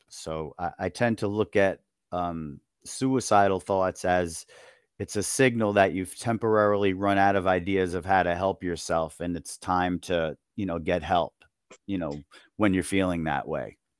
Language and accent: English; Long Island, New York, United States; I'm from New York. I grew up on Long Island